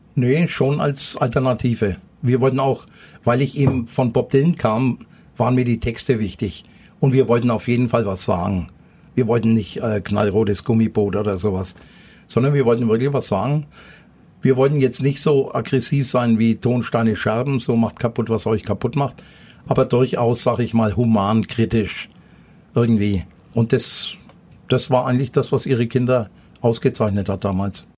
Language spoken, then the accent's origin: German; Nuremberg, Bavaria, Germany; also born or lived in Thuringia; ich bin äh, hinterm Nordklinikum aufgewachsen in der Flurstraße